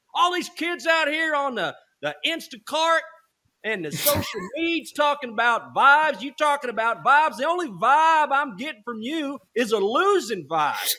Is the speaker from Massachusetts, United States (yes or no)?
no; Texas, United States; I'm from Texas.